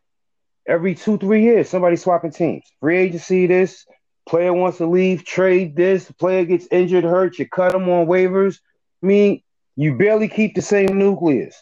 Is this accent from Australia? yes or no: no; New York, United States; I'm a New Yorker